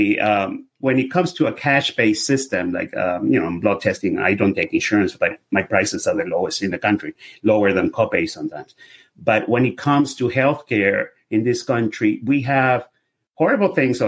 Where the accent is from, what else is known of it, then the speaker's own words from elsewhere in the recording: Venezuela; English is a second language; now in United States; I'm obviously by my accent, you can hear I'm a foreigner. I'm from Venezuela. I've been here forever, 35 years, 37. I'm a U.S. citizen